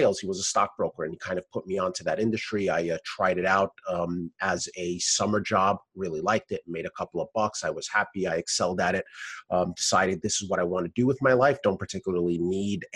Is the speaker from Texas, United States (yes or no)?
no; New York City, New York, United States; I am from Brooklyn, New York, born and raised